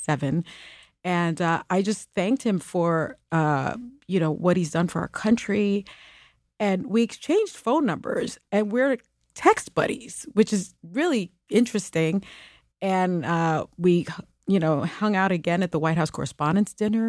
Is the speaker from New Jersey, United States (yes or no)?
no; New York City, New York, United States; first language Spanish; English is a second language; I was born in the Bronx, projects and raised in the South Bronx projects